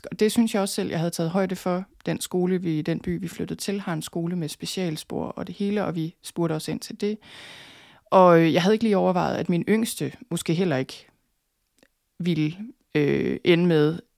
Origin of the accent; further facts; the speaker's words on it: North Denmark Region, Denmark; jeg flyttede selvfølgelig fra Thy i sin tid, og så var jeg ude at rejse nogle år, så flyttede jeg til København.